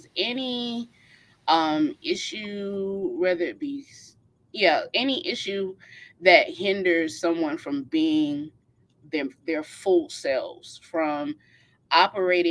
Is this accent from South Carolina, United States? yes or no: yes; Orangeburg, South Carolina, United States; I am from Orangeburg, South Carolina